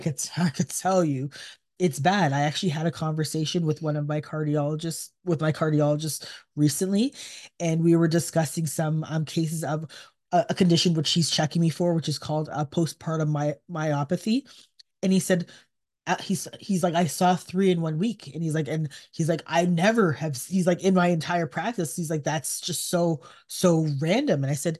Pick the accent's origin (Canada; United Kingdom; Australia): Canada; I mean, as a Canadian, we watch U.S. news as well.